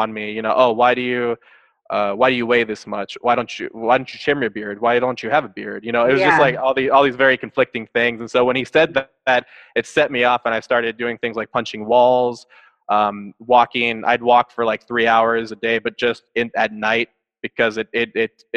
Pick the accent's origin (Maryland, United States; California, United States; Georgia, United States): California, United States; Santa Clara; I was born in Santa Clara, California, but pretty much right next to San Jose, California. And if anybody's familiar with Silicon Valley, that's where that is all located. And so I grew up there